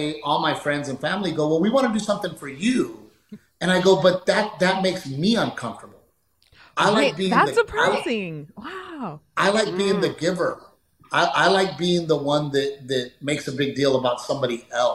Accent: Texas, United States; being a Texan

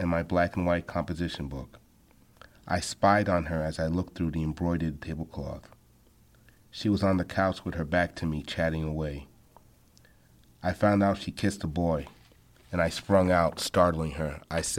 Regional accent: Long Island, New York, United States; I was born in Long Island, New York, in a Haitian family of five

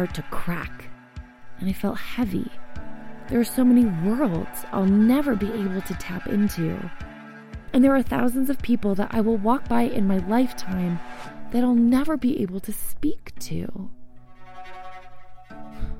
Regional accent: United States

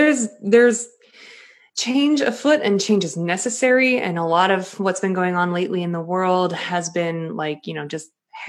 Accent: Boston, Massachusetts, United States; accent: Boston; And I had to take like a dialect course in college to get rid of any Boston accent that I had lingering.

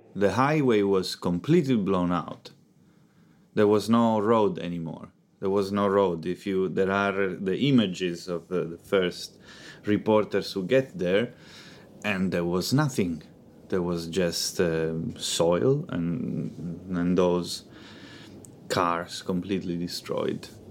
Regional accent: Palermo, Sicily, Italy; I'm from Palermo, which is the, the biggest city in Sicily.

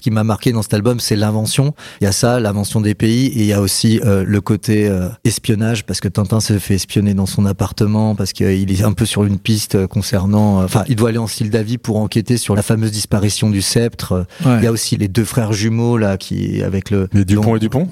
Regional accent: Auvergne-Rhône-Alpes, France; also born or lived in Paris region / Nevers; je suis né en région parisienne, mais j'ai grandi euh, en centre-France, euh, dans des villes comme Moulins, Molusson, Nevers.

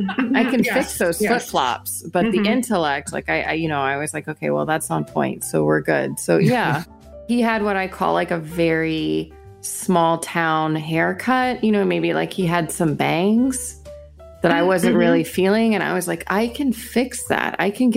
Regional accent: Houston, Texas, United States; I'm from Houston. My family is a working class family, inner city.

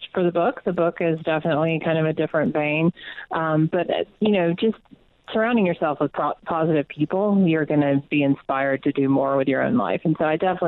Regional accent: Atlanta, Georgia, United States; born or raised there; moved away as an adult

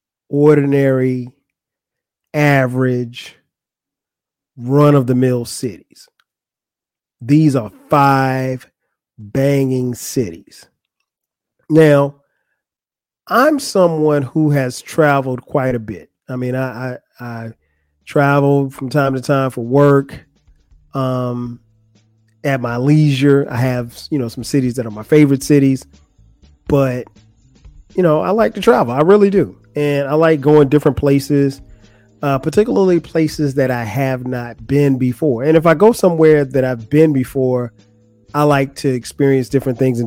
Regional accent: the South, United States; I'm from the South.

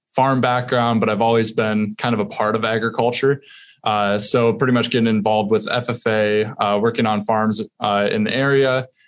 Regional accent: Northeast Iowa, United States; I grew up in Northeast Iowa, just on a small acreage with my parents

